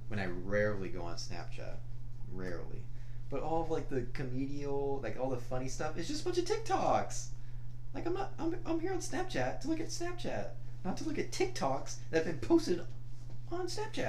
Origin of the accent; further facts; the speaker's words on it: Texas, United States; also born or lived in Corpus Christi, Texas / Brownsville, Texas; I'm from Texas